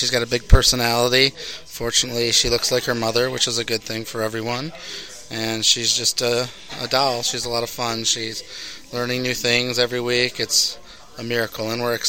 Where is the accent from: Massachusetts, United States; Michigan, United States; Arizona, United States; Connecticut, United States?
Michigan, United States; Brighton; I grew up in Brighton, Michigan.